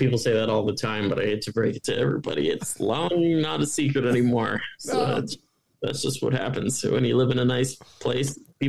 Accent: Ohio, United States; And I eat fly fish a lot growing up in Ohio, but I don't go nearly enough here, which is funny.

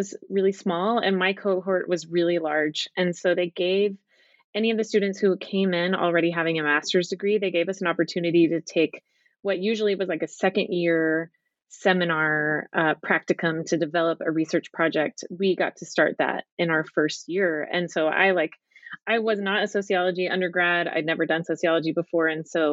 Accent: Dallas, Texas, United States; moved away as an adult; also born or lived in California / England / Utah / Southern California; I grew up in Dallas, Texas

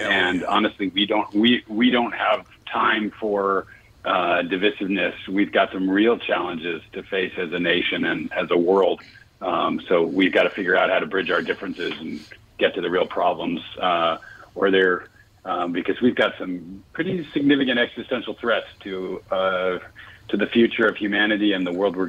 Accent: New York City, New York, United States; now in California, United States; Well, originally born and bred in New York City. I live in California now.

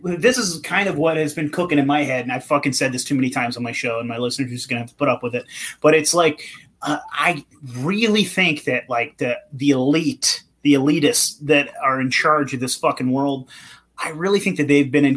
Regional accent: Eureka, California, United States; I'm from Humboldt County. If you know where that is, like Eureka, yeah. California on the coast there

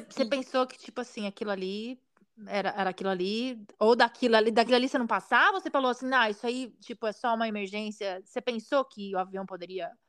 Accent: Brazil; now in United States; a gente mora aqui, a gente é brasileiro

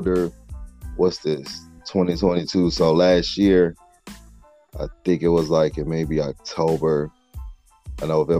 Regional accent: Midwest, United States; I'm from the Midwest

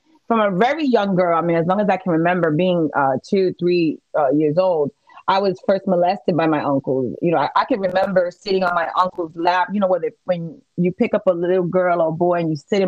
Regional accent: New York City, New York, United States; this is in the Bronx, absolutely. I'm from Little Italy.

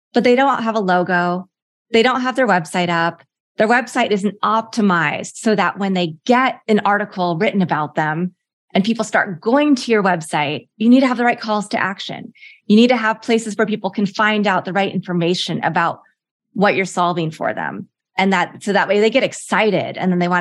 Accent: Lawrence, Kansas, United States; moved away; I grew up in Lawrence, Kansas

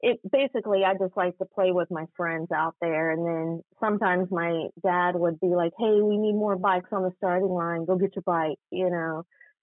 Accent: Houston, Texas, United States; I grew up in Houston. I'm a Houstonian, born and raised.

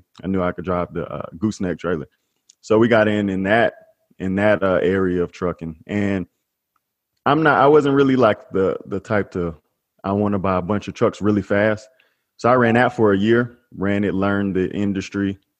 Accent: Sulzbach-Rosenberg, Bavaria, Germany; born there; So I was born in Sulzbach, Rosenberg, Germany.

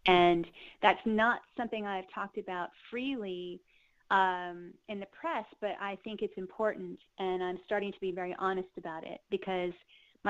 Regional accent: Henderson, Kentucky, United States; also born or lived in South Dakota; I moved to Kentucky when I was 3. I was born in South Dakota.

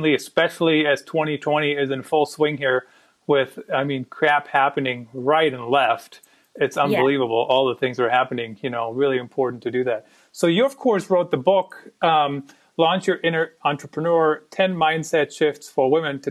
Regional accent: Germany; English is a second language; moved away; I grew up in Germany

